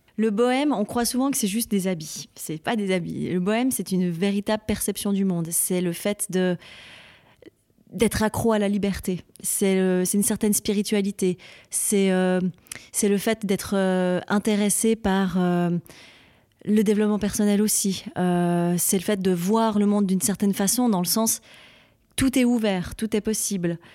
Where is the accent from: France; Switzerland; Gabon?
Switzerland; French-speaking Switzerland, Romandy; je suis Suisse romande et j'aime mon pays